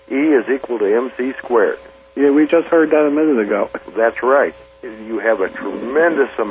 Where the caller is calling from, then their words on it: Bourbon, Missouri, United States; I'm calling from uh, Bourbon, Missouri.